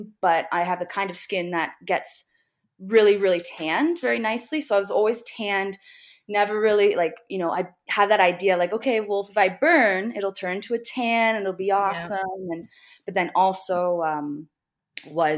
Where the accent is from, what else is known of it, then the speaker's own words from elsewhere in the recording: Hamilton, Ontario, Canada; also born or lived in Nova Scotia / Toronto; grew up in Hamilton, Ontario. I now live in Toronto